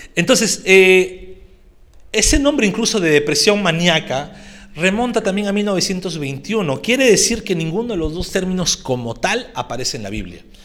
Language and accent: Spanish; Peru; estamos en nuestro mes de libertad como peruanos